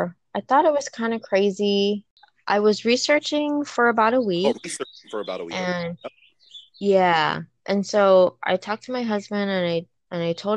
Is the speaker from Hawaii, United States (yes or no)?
yes; Wahiawa, Oahu, Hawaii, United States; I was born and raised in Waihua, on the island of Oahu